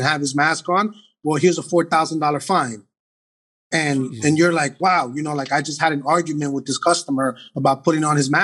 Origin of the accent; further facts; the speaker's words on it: New York City, New York, United States; I'm not born and raised in the Heights. I'm 45. I've been in the Heights 42 years